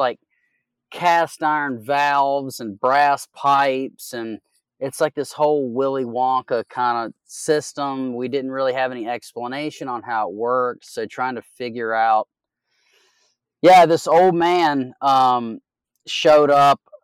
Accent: Southwest Virginia, United States; moved away as an adult; also born or lived in California / Oregon; I'm from Southwest Virginia

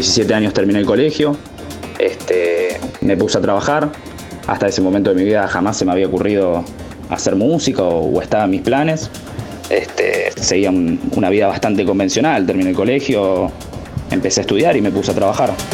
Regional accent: Buenos Aires, Argentina; tengo 22 años, soy de Buenos Aires, soy DJ y productor

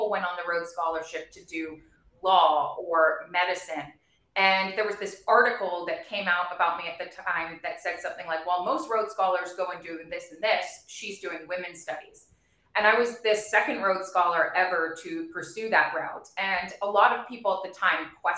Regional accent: Bermuda; moved away as an adult; also born or lived in Providence, United States / New York, United States; I was born and raised in Bermuda

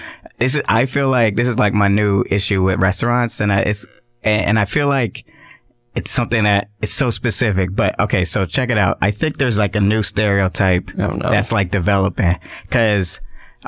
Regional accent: Atlanta, Georgia, United States; I'm from Atlanta

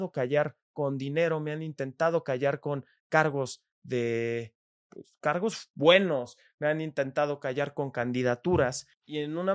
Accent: Mexico; como ciudadanos mexicanos

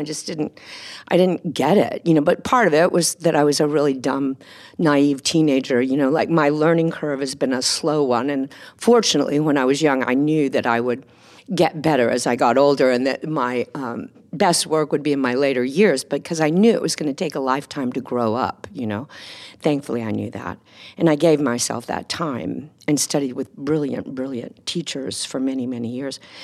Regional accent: Texas, United States; moved away as an adult; as a teenager growing up in Texas

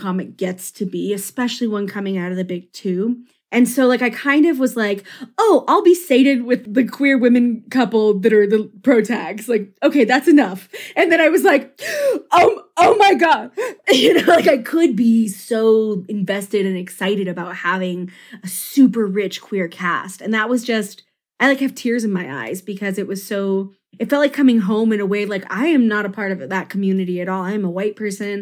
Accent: Pagosa Springs, Colorado, United States; moved away; I grew up in a hometown that our whole industry was based on tourism

